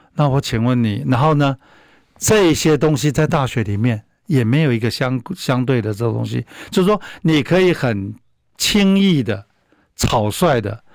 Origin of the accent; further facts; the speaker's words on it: Taiwan; 那我们台湾人